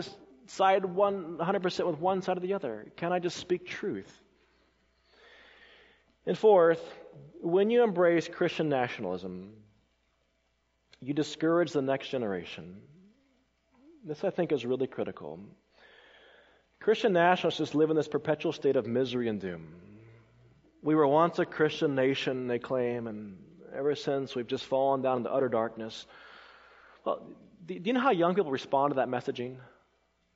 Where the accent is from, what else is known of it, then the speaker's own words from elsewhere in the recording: Colorado, United States; moved away as an adult; also born or lived in South Carolina; I grew up in Colorado when I first came as a student to South Carolina in 1996